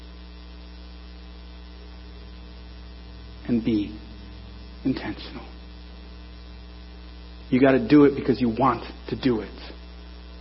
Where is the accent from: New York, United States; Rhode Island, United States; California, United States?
California, United States; Norwalk; I'm from Norwalk